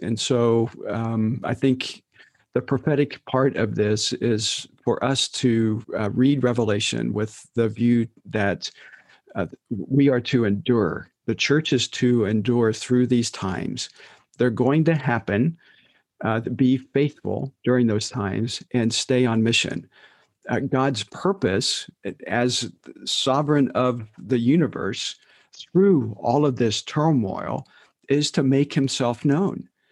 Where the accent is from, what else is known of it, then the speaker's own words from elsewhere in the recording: United States; who we are as American evangelicals